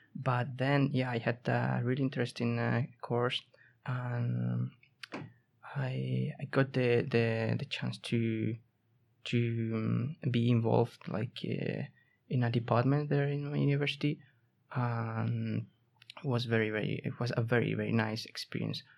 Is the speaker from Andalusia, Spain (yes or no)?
yes; Seville, Andalusia, Spain; moved away as an adult; now in Umeå, Sweden; I come from Spain, from the southern part of Spain, from the capital of Andalusia, from Sevilla